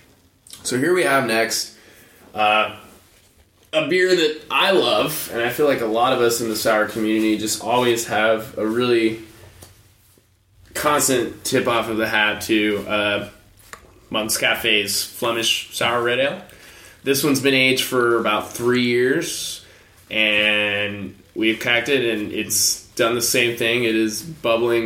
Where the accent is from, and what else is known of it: United States